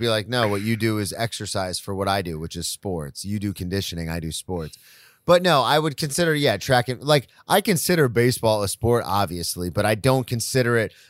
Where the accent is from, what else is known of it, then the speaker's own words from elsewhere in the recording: the South, United States; but I grew up in the South, so I played football.